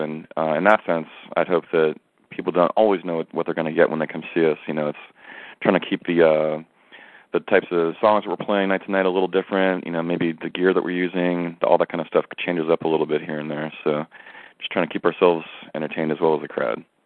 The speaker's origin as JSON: {"language": "English", "region": "New Jersey", "country": "United States", "tie": "born or raised there", "moved": "yes", "lives_now": "Santa Cruz, United States", "said": "I grew up in in New Jersey"}